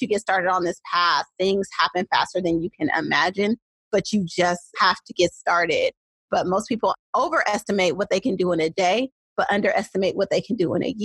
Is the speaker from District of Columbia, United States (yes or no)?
no; Oakland, California, United States; accent: Oakland; I'm a true Oakland girl through and through. And if you can't tell by the way that I speak, even though I have several master's degrees, it has not been able to shake the Oakland out of me.